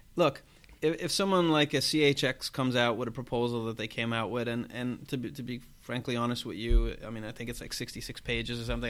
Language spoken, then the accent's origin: English; Ireland; I'm Irish